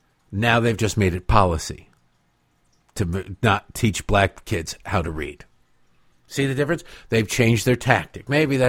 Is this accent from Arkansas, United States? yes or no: no; Detroit, Michigan, United States; Growing up in Detroit, Detroit is a pit. Detroit is a disaster.